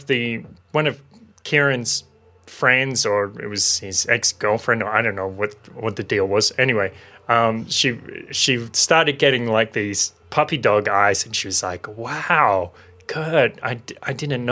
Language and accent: English; Maitland, New South Wales, Australia; I was living in Maitland in my hometown